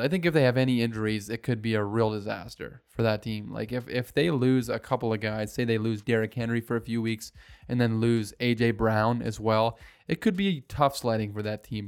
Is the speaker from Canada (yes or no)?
yes; Canada; as a Canadian